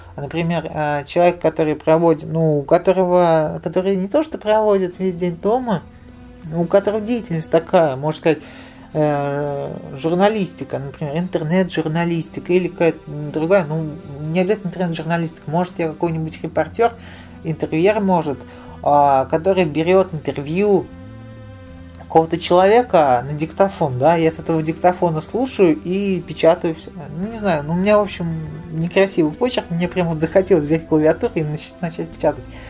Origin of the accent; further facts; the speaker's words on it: Nizhny Novgorod, Nizhny Novgorod Oblast, Russia; я в Нижнем Новгороде живу